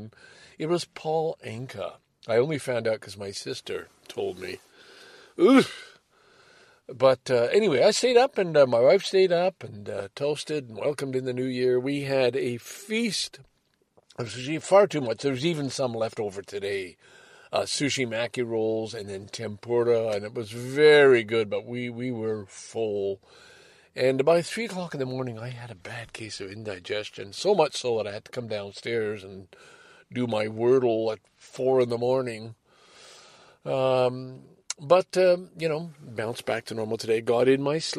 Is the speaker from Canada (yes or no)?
yes; Canada; the pride as a Canadian